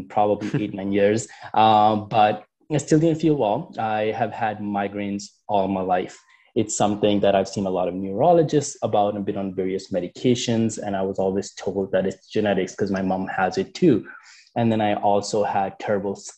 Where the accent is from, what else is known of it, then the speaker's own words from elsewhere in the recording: Canada; also born or lived in United Kingdom; I'm from Canada